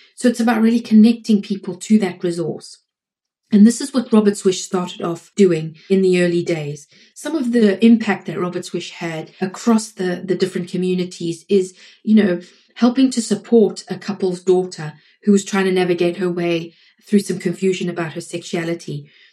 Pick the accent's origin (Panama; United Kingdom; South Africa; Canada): South Africa; now in United States; I'm in the US, I'm South African